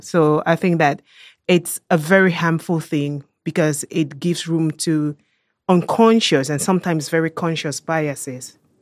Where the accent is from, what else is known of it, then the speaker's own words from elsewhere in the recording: Cameroon; now in Germany; I am a German national. I was born and raised in Cameroon, West Central Africa